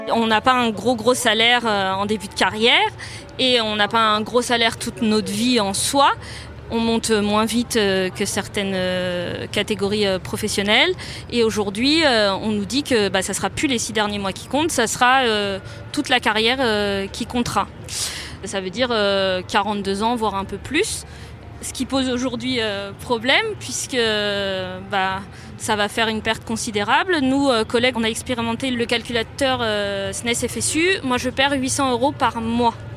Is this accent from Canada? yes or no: no; Gentilly, Île-de-France, France; also born or lived in Cachan; J'ai vécu en cité à Gentilly et euh, j'ai suivi ma scolarité dans le public. Mon collège était un collège REP à l'époque. Après, j'ai fait la carte scolaire et je suis allée dans un lycée à Cachan